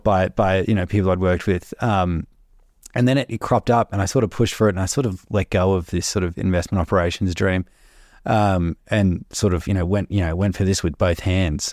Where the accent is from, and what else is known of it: Melbourne, Victoria, Australia; moved away as an adult